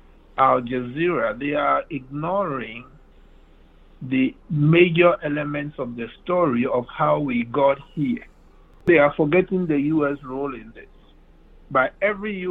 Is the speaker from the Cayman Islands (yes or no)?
no; Ghana; moved away as an adult; now in United States; When I was born in Ghana, Ghana was the Gold Coast